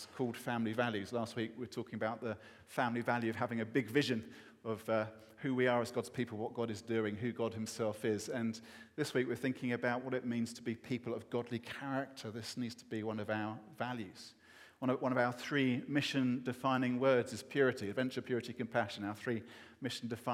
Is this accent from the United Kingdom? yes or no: yes; England, United Kingdom; as an Englishman